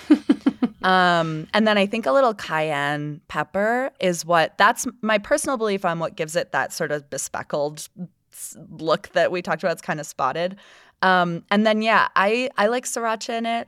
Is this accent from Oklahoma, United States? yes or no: no; Florida, United States; now in Utah, United States; my home state of Florida